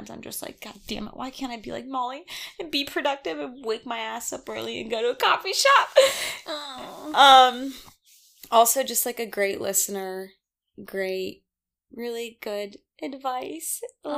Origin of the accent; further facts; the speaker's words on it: Denver, Colorado, United States; I'm from Denver